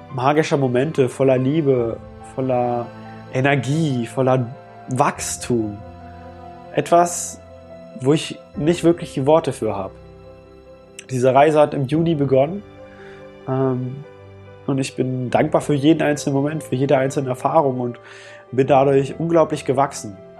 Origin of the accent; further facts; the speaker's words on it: Germany; was ich hier in Deutschland habe, wo ich aufgewachsen bin